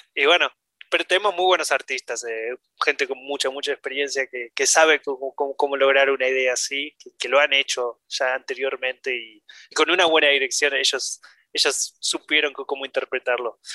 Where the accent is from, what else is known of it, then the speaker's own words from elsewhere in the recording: Argentina; now in Denmark; yo como argentino